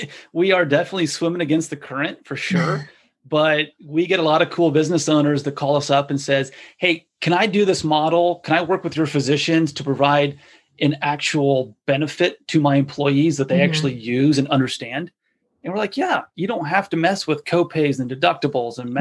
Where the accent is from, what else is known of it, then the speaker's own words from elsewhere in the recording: United States; as an American consumer